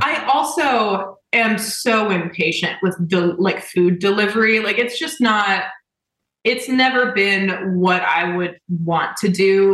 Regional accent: Indianapolis, Indiana, United States; I'm from Indianapolis.

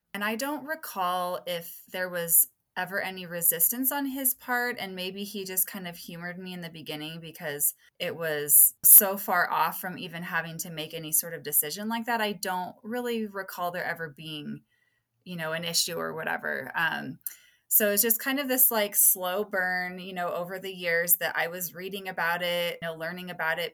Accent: Las Vegas, Nevada, United States; I'm from Las Vegas, Nevada, and I live with my husband and my two

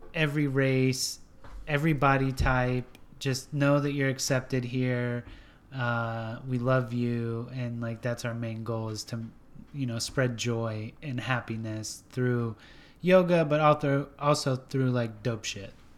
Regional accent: Washington State, California, West Coast, United States; now in Nashville, United States; I grew up on the West Coast, Washington State, California.

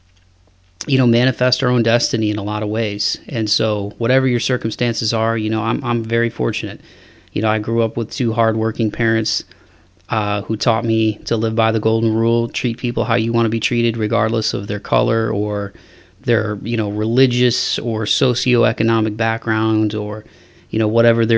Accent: Toledo, Ohio, United States; now in Nashville, United States; my hometown in Toledo, Ohio

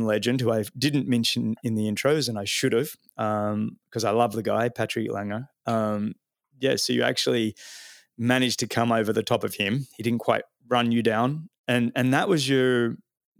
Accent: Australia; moved away; also born or lived in Boulder, Colorado; as an Australian

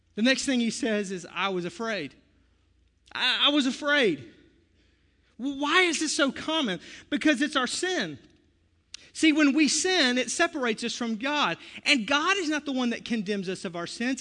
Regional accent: the South, United States; I'm from the South

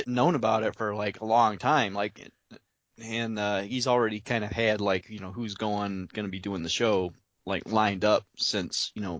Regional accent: Indiana, United States; now in Bay City, United States; I'm from Indiana.

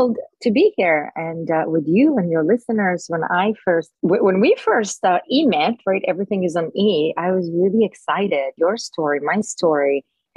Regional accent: Jerusalem, Jerusalem District, Israel; moved away; I was born in Israel. I was born in Jerusalem.

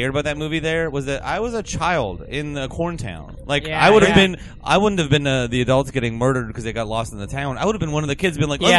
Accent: Pennsylvania, United States; Of Pennsylvania.

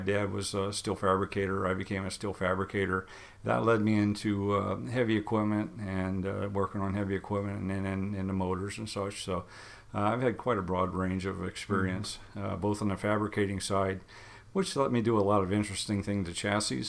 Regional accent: Indiana, United States; I grew up out in Indiana

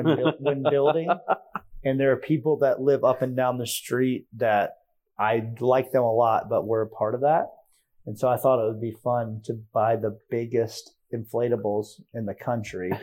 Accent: Hilton Head Island, South Carolina, United States; growing up on Hilton Head in high school

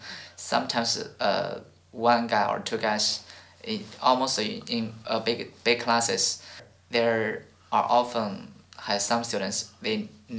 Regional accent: China; born or raised there; English is a second language

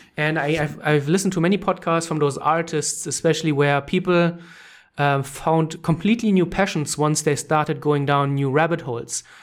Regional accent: Germany; English is a second language; moved away as an adult; also born or lived in Canada; I'm from Germany, orig-, uh, Germany originally

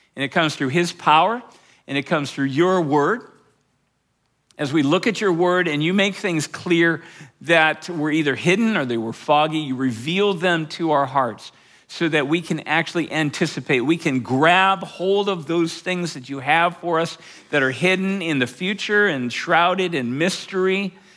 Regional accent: Fort Collins, Colorado, United States; my hometown of Fort Collins

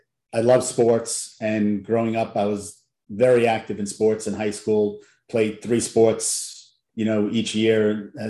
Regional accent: Long Island, New York, United States; moved away as an adult; also born or lived in Louisiana; I grew up in New York, Long Island specifically

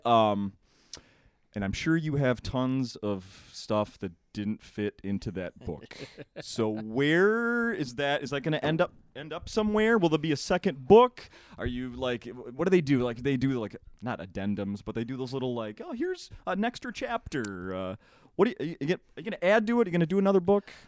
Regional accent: St. Paul, Minnesota, United States; I grew up in St. Paul

